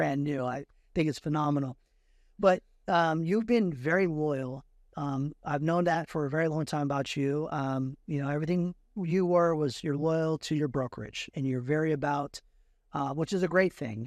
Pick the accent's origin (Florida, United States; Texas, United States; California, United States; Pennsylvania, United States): California, United States; Fremont; I grew up in Fremont, and Fremont's changed over and over again